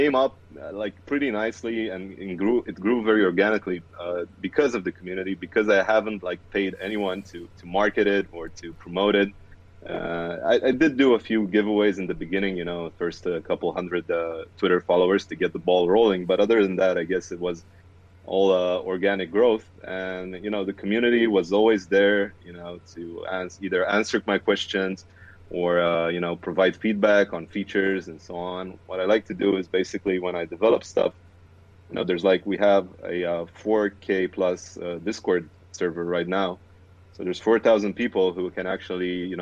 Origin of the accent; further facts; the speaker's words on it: Romania; I am from Romania, currently residing in Bucharest.